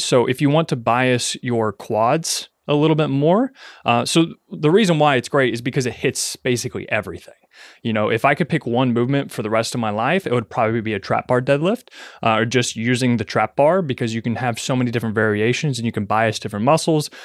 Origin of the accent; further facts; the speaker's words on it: Ashland, Kentucky, United States; moved away as an adult; I am now back in my hometown of Ashland, Kentucky, living with my parents